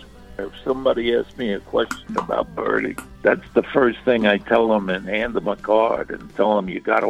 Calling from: Houston, Georgia, United States; I'm calling you from Houston, Georgia.

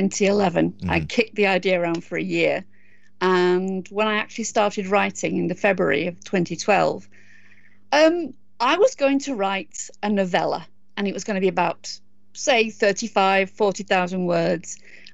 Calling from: South East England, United Kingdom; It's about as far south in England as you can go. It's a little island off the south coast.

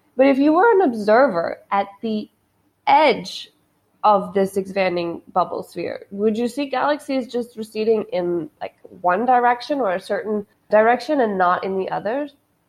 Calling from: Lahore, Punjab, Pakistan; I'm recording this from Lahore in Pakistan.

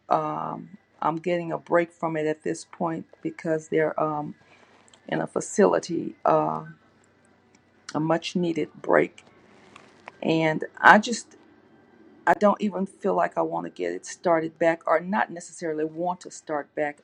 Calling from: Louisiana, United States; I'm calling from Louisiana

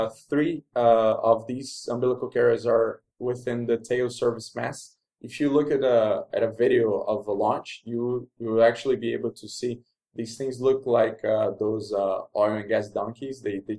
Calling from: Rio de Janeiro, Brazil; Maybe it's worth mentioning also that I'm recording from Rio de Janeiro in Brazil.

